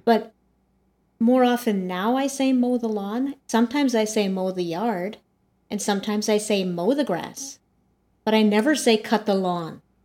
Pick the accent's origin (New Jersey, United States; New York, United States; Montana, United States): Montana, United States; moved away; I'm from Montana originally.